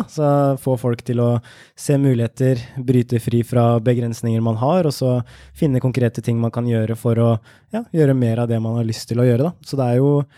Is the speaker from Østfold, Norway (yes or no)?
yes; Ørje, Østfold, Norway; jeg kommer fra Indre Østfold, et sted som heter Ørje, som er rett ved svenskegrensa. Så jeg vokste opp med billig godteri